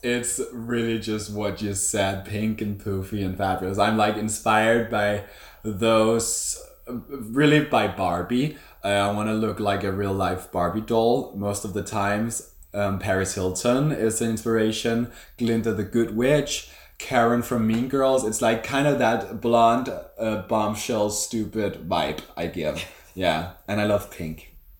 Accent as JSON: {"language": "English", "town": "Copenhagen", "region": "Capital Region of Denmark", "country": "Denmark", "tie": "born or raised there", "said": "I do drag in Copenhagen, yeah. I am from Copenhagen."}